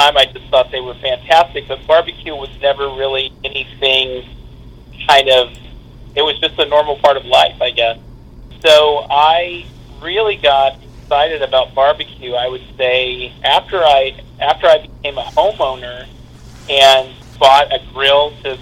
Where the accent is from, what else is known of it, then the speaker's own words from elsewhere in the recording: Kansas City, Missouri, United States; I grew up in Kansas City